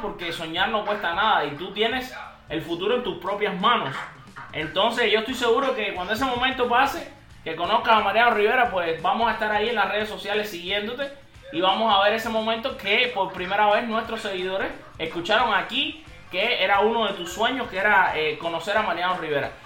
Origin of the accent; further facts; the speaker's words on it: Cuba; también somos cubanos